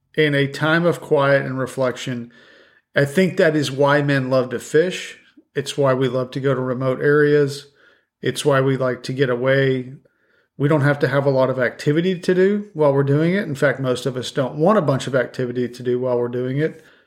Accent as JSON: {"language": "English", "region": "the West", "country": "United States", "moved": "yes", "said": "I'm from the West."}